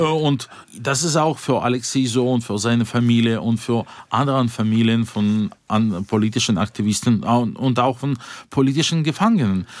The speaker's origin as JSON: {"language": "German", "town": "Yekaterinburg", "region": "Sverdlovsk Oblast", "country": "Russia", "tie": "born or raised there", "second_language": "German", "moved": "yes", "said": "in meiner Heimatstadt, Jekaterinburg, äh, die ist die viertgrößte Stadt Russlands"}